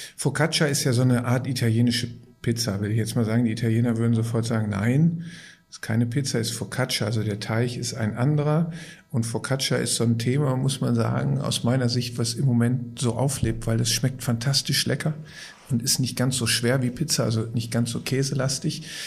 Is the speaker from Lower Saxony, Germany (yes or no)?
no; Gelsenkirchen, North Rhine-Westphalia, Germany; Ich komme aus, gebürtig aus Gelsenkirchen. Und ich vergleiche das immer damit, dass auf der Straße, auf der ich groß geworden bin, da gab es sieben Pommesbuden